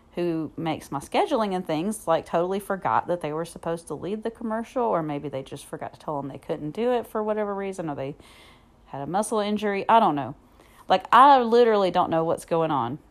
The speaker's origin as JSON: {"language": "English", "region": "Southern US", "country": "United States", "also_born_or_lived": "Alabama", "accent": "Southern", "said": "my Southern accent"}